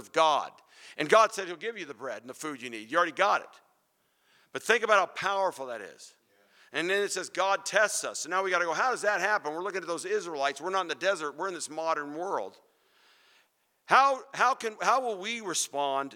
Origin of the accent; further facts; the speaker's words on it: Phoenix, Arizona, United States; I grew up in Phoenix, and pomegranates, man, we used to pick those off the trees.